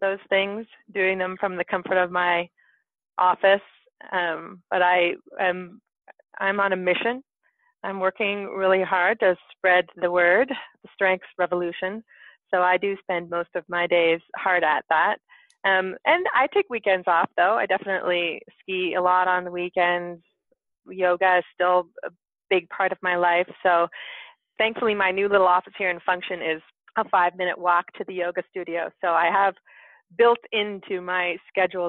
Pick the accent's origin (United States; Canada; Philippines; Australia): Canada; Whistler, British Columbia; You are speaking to me in Whistler, British Columbia, my hometown.